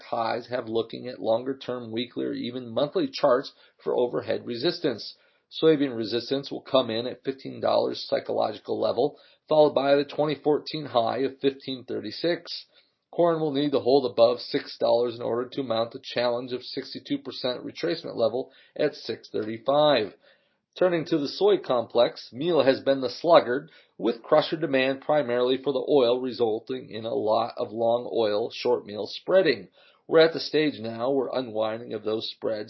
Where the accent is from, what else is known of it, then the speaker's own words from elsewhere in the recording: Bahia, Brazil; Bahia, my home state